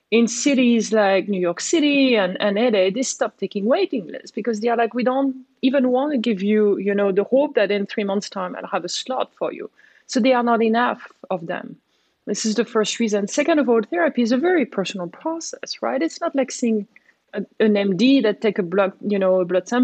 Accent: France; I was born in France.

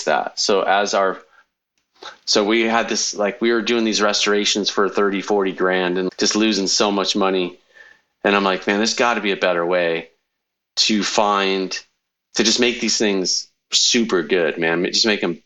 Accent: Connecticut, United States; moved away as an adult; also born or lived in California; now in Iowa, United States; I grew up in Connecticut till I was 18, took a plane, flew across the country to California

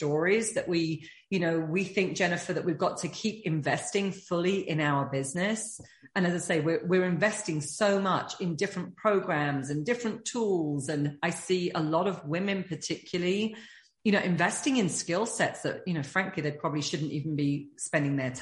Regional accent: United Kingdom; being British

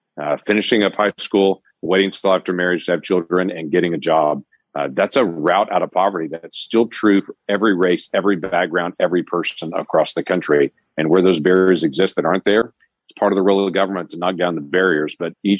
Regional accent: United States; We're Americans.

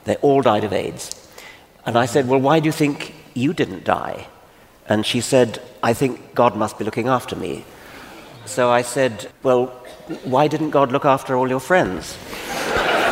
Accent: Kenya; I was born in Kenya.

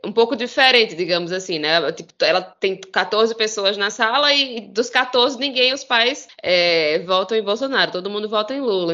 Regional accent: Campina Grande, Paraíba, Brazil; aqui da minha terra. É, na cidade de Campina Grande, terra de, de Juliette, maior São João do mundo

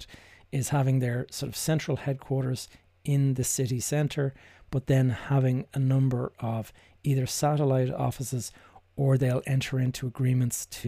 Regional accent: Dublin, Leinster, Ireland; my hometown here in Dublin

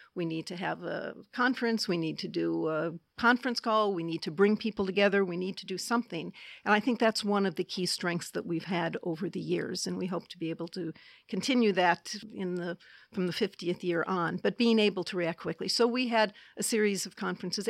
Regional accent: Detroit, Michigan, United States; my hometown of Detroit

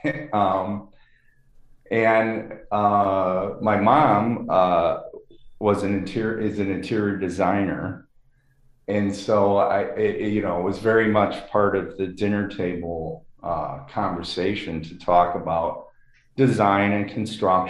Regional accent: Chicago, Illinois, United States; I grew up in Lakeview in Chicago

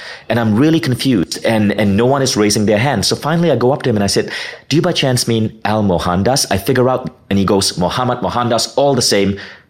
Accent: Malaysia; also born or lived in United States; I grew up in Malaysia. I lived in Malaysia most of my life. I moved to the US briefly for about 9 years.

